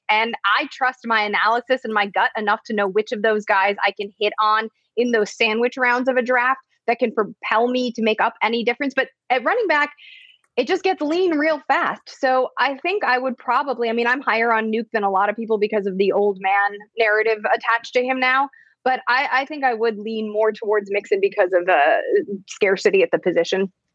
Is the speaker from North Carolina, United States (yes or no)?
no; Chicago, Illinois, United States; I grew up in Chicago